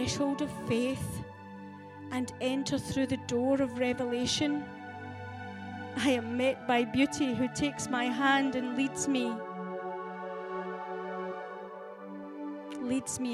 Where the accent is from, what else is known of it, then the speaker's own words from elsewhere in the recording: Scotland, United Kingdom; I have embraced my heritage as a Scottish lassie